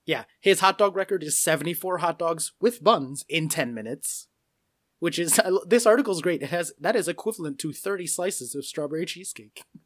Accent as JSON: {"language": "English", "country": "United States", "said": "I'm American"}